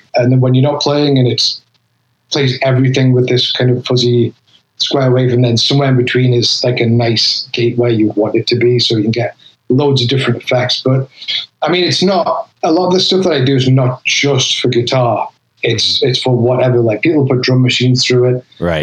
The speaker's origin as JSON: {"language": "English", "region": "North East England", "country": "United Kingdom", "accent": "Geordie", "moved": "as an adult", "lives_now": "Philadelphia, United States", "said": "I'm from the northeast of England"}